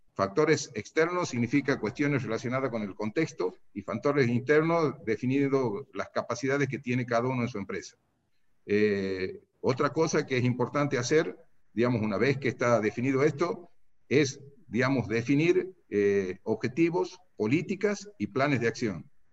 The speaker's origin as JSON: {"language": "Spanish", "region": "Santiago del Estero", "country": "Argentina", "tie": "born or raised there", "also_born_or_lived": "Tucumán", "accent": "santiagueña", "moved": "as an adult", "lives_now": "San Miguel de Tucumán, Argentina", "said": "he nacido en Santiago, he hecho mi escuela primaria y secundaria en Santiago del Estero"}